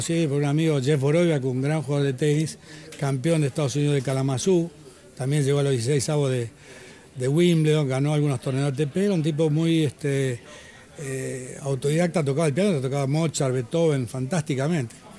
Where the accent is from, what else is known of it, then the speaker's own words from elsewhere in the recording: Argentina; also born or lived in Galicia, Spain / California; Yo soy nací en España, me vine a Argentina a los tres años. Soy el gallego, soy de Galicia